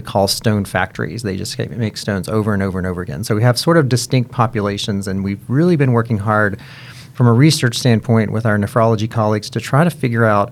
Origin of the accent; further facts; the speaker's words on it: Kentucky, United States; now in Cincinnati, United States; I am originally from Kentucky